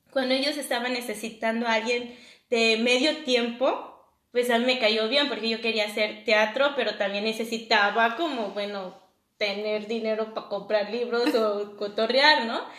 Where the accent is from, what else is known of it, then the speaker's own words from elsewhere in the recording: Mexico; obviamente como extranjero, como mexicano uno va a un lugar, eh, un restaurante mexicano en otro país y es difícil eh, un sazón, ¿no?